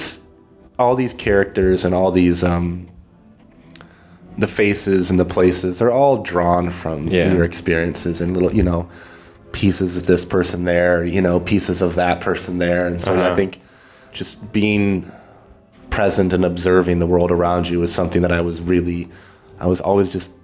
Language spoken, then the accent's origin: English; Ann Arbor, Michigan, United States; moved away; my hometown